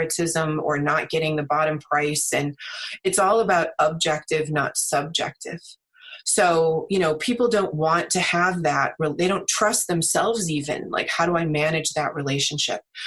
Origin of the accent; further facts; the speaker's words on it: United States; also born or lived in China; I am American